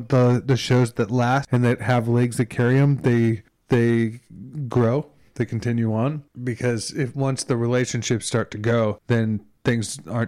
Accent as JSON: {"language": "English", "town": "Chicago", "region": "Illinois", "country": "United States", "tie": "born or raised there", "moved": "yes", "lives_now": "Los Angeles, United States", "said": "I grew up in Chicago"}